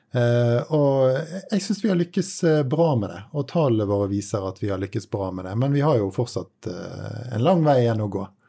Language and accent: Norwegian; Bergen, Vestland, Norway; som nordmann, og spesielt bergenser